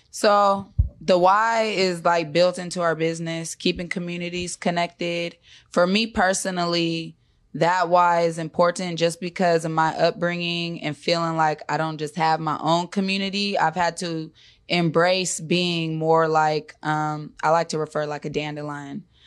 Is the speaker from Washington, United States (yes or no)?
yes; Seattle, Washington, United States; also born or lived in Park Lake Homes, King County / Highline, King County; I'm born and raised in Seattle